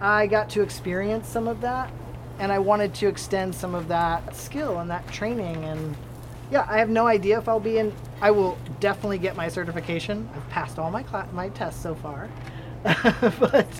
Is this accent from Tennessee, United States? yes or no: yes; Hixson, Tennessee, United States; now in Tucson, United States; I grew up in Tennessee in the southeast corner in a place called Hickson